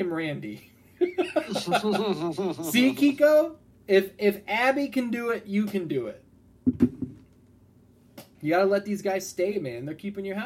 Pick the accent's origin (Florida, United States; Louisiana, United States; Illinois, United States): Illinois, United States; Alsip; growing up in Alsip